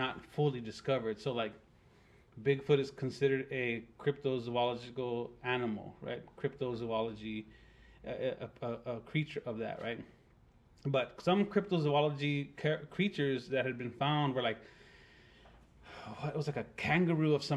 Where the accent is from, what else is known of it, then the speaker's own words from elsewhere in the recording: hometown near Lake Amistad, towards El Paso, Texas, United States; in my hometown